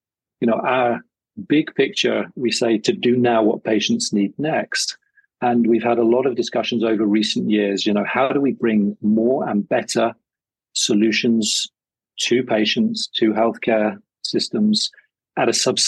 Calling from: Switzerland; And I'm dialing in from Switzerland, and it's 35 degrees Celsius, bright sunshine, and as you say, wonderful mountain view.

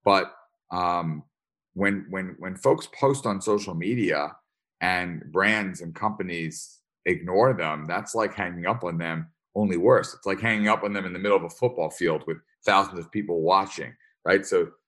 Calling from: upstate New York, United States; I am calling in from upstate New York.

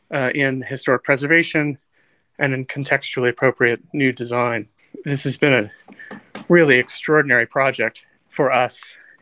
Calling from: Las Cruces, New Mexico, United States; I'm actually calling from Las Cruces today.

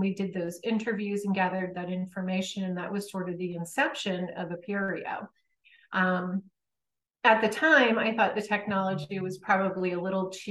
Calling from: Connecticut, United States; I am in Connecticut.

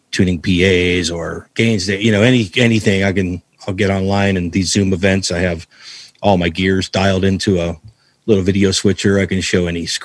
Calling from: Cleveland, Ohio, United States; Uh, right now I'm in Cleveland, Ohio.

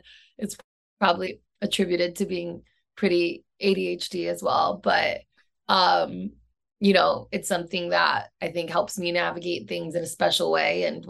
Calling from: San Diego, California, United States; I'm calling in from San Diego, California.

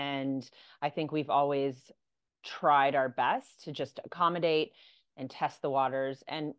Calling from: Ireland; I'm logging in from Ireland right now.

